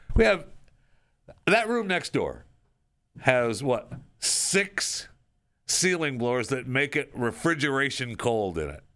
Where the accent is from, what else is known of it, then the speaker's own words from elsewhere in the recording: Saginaw, Michigan, United States; when I was a kid growing up in the state of Michigan, this is where I grew up in Saginaw